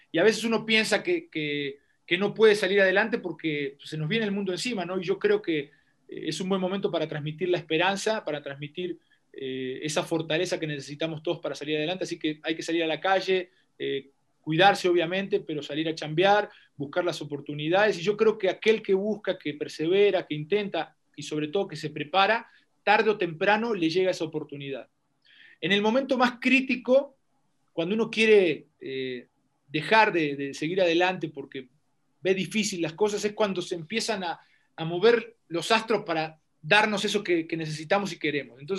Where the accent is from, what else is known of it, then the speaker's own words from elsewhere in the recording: Bajío, Mexico; also born or lived in Querétaro / León; Yo soy, yo soy un hombre del Bajío, soy un hombre del Bajío, viví en Querétaro. Eh, viví un, tiempo en León